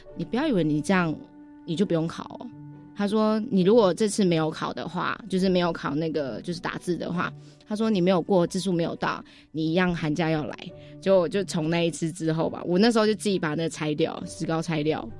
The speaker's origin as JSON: {"language": "Chinese", "region": "Taipei", "country": "Taiwan", "tie": "born or raised there", "said": "我从小就是在台北长大，嗯。就是在台北念书这样"}